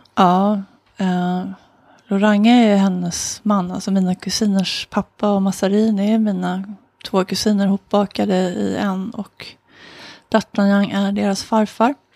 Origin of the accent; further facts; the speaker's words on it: Solna, Stockholm County, Sweden; I Råsunda i Solna